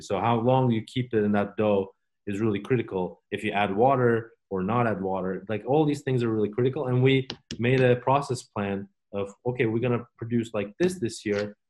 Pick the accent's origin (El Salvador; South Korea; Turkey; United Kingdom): Turkey; now in Oregon, United States; we are from Turkey